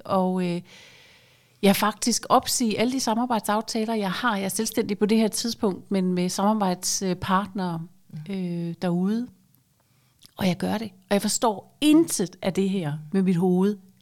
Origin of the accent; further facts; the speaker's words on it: Aarhus, Central Denmark Region, Denmark; moved away as an adult; also born or lived in Zealand; er født og opvokset i Aarhus